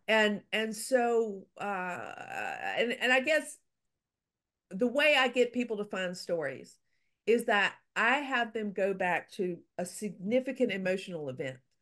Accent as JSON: {"language": "English", "region": "Louisiana", "country": "United States", "said": "I'm from Louisiana"}